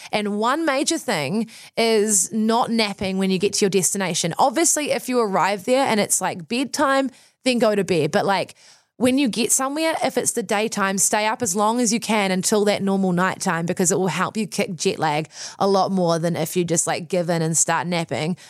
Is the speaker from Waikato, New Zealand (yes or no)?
no; Wellington, New Zealand; growing up in New Zealand, also growing up in Wellington